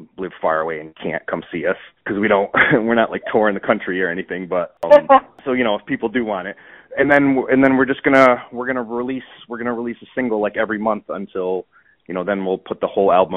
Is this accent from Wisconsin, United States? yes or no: no; Connecticut, United States; now in West Springfield, United States; I'm from Connecticut originally, but I live in Massachusetts now